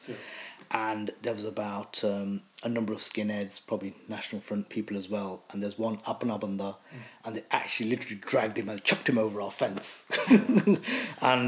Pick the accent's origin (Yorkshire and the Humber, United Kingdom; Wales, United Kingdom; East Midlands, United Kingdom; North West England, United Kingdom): East Midlands, United Kingdom; Leicester; So I was born in Leicester. I've lived in Leicester majority of my life